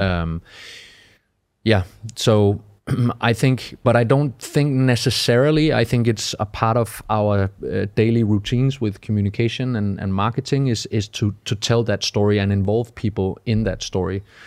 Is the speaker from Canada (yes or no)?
no; Denmark; moved away as an adult; also born or lived in Malmö, Sweden; I'm from Denmark